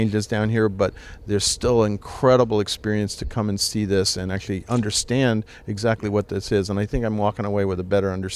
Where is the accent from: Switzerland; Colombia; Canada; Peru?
Switzerland; I grew up in Switzerland